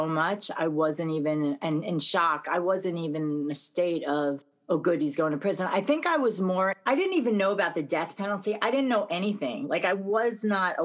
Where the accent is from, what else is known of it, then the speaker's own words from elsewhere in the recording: New York City, New York, United States; I grew up in Brooklyn with a Jewish wannabe Italian father